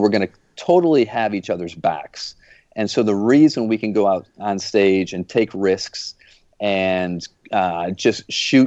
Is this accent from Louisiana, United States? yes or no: no; Flint, Michigan, United States; now in Jupiter, Florida, United States; I live down in Jupiter, Florida now. As you guys know, I grew up in Flint, Michigan